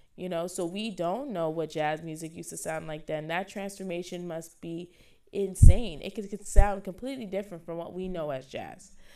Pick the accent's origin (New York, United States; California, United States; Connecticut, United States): New York, United States; New York City; I'm from the Bronx